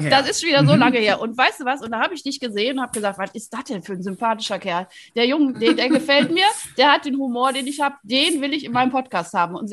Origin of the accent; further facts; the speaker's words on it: Rhineland, Germany; So, weil wir sind nämlich beide aus dem Rheinland, ne?